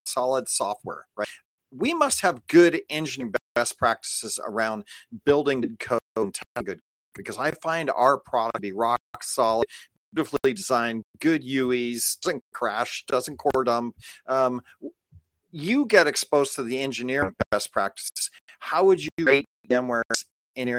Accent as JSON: {"language": "English", "town": "Los Angeles", "region": "California", "country": "United States", "also_born_or_lived": "Calabasas", "moved": "as an adult", "lives_now": "Bay Area, United States", "said": "I come from"}